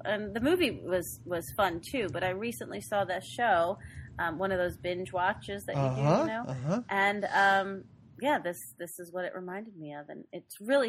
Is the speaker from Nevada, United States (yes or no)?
no; New York City, New York, United States; I grew up in Queens.